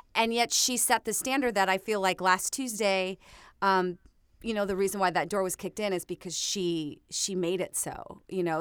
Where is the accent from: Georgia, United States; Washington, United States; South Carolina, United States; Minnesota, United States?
Minnesota, United States; me growing up in Minnesota